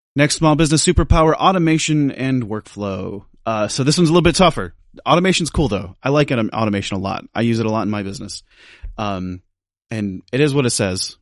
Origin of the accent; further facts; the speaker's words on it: United States; I'm from the United States